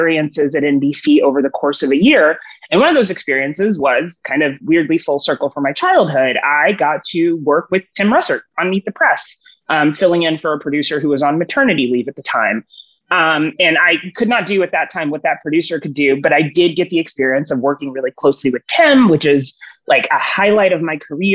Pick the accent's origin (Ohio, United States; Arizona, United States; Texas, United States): Texas, United States; Houston; moved away as an adult; also born or lived in Washington; I grew up in Houston, Texas